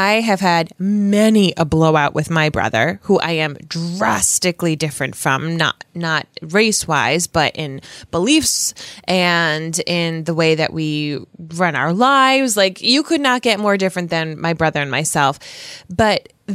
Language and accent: English; Rhode Island, United States; this cisgendered white woman from Rhode Island